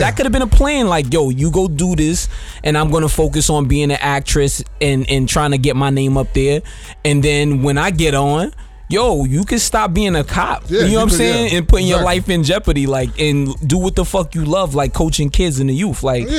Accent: New York, United States; I'm from New York.

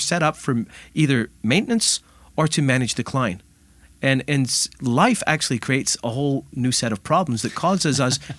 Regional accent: Scotland, United Kingdom; You know, I'm originally from Scotland, and in the Highlands of Scotland, in the bleak winters, when the oatmeal was running thin

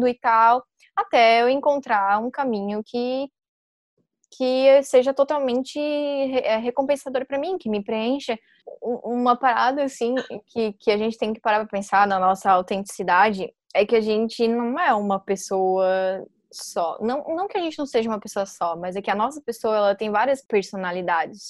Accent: Brazil; quem nasce em Maruí, que foi onde eu nasci

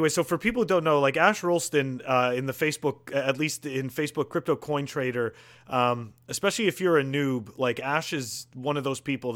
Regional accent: Montreal, Quebec, Canada; now in United States; I'm originally from Montreal, and I live in the U.S.

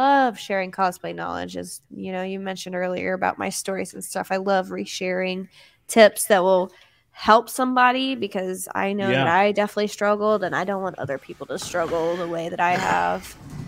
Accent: Atlanta, Georgia, United States; now in Florida, United States; I'm not a Florida native. I almost said I'm a Florida native, but I'm actually from Atlanta, Georgia.

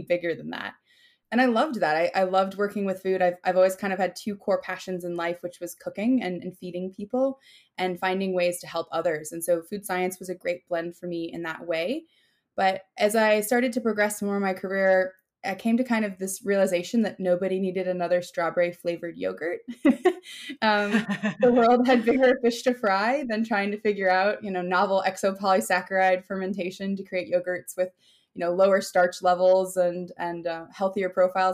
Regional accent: Minnesota, United States; moved away; I'm from Minnesota

